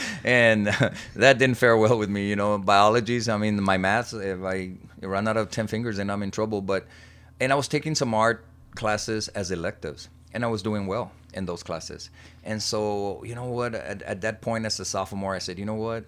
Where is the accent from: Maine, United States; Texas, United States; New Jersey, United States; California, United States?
Texas, United States; also born or lived in Laredo, Texas; born and raised in Heronville, Texas